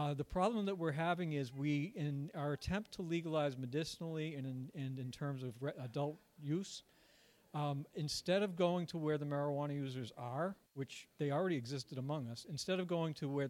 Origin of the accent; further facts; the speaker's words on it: Massachusetts, United States; it was my home state as well